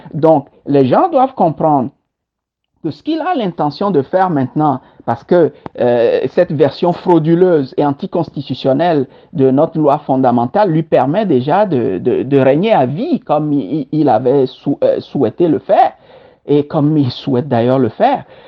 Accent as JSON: {"language": "French", "country": "Togo", "tie": "born or raised there", "also_born_or_lived": "Kpalimé, Togo / Bassar, Togo / Lomé, Togo / Senegal", "moved": "as an adult", "lives_now": "Montreal, Canada", "said": "je suis togolais et fier de l'être"}